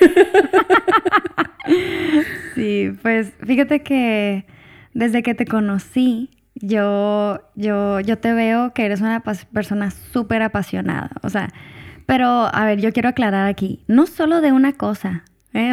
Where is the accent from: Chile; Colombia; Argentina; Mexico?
Mexico; Hermosillo, Sonora; moved away; also born or lived in Puebla; cuando regresaba a, a Hermosillo, pues me gustaba porque es otro, es, es, mi tierra